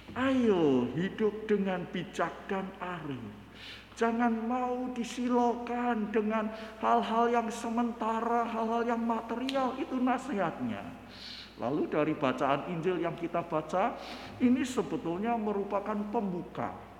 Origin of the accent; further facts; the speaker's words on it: Parakan, Central Java, Indonesia; Saya dari Parakan, Parakan Temanggung